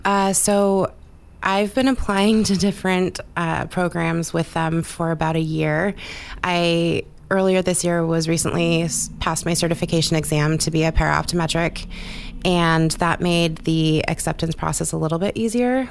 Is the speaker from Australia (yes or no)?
no; Southeast Alaska, United States; I'm born and raised in Southeast Alaska